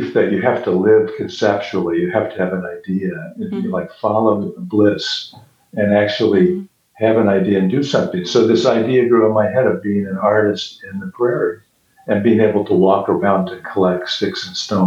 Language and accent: English; Ohio, United States; moved away as an adult; also born or lived in Chicago, Illinois; now in Matfield Green, United States; I grew up in Ohio